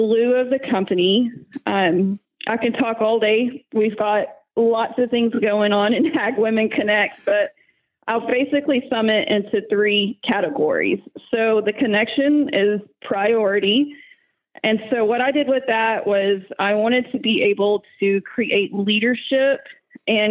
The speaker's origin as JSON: {"language": "English", "town": "Plainview", "region": "Texas", "country": "United States", "tie": "born or raised there", "lives_now": "Lubbock, United States", "said": "I am originally from Plainview, Texas"}